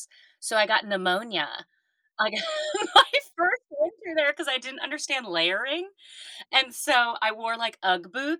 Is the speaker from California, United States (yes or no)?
yes; Los Angeles, California, United States; also born or lived in Chicago; growing up in LA, I grew up around Hollywood.